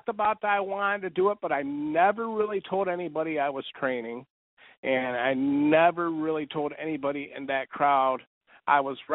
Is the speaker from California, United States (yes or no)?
no; Louisville, Kentucky, United States; I'm from Louisville, Kentucky